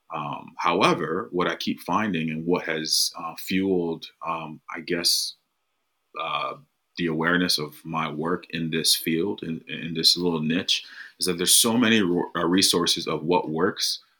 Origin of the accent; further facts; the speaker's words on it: United States; I'm from the United States. Um, I grew up playing American football